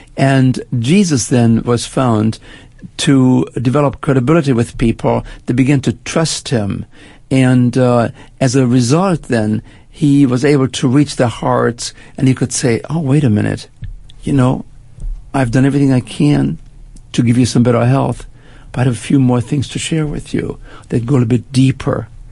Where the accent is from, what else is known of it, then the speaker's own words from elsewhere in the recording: Germany; moved away as an adult; also born or lived in Canada; now in United States; I spent my first 20 years in Germany. I grew up after World War II, made my way to Canada, and then actually uh, moved to the United States